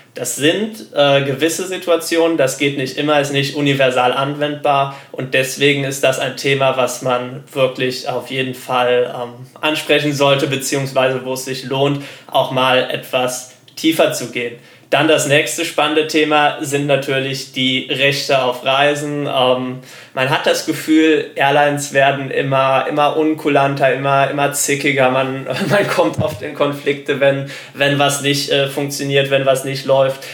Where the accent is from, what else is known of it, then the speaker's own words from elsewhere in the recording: Germany; Als Deutscher